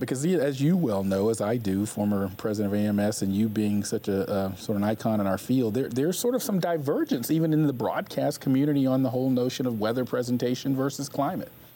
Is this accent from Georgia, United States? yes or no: yes; Atlanta, Georgia, United States; I grew up in the Atlanta, Georgia area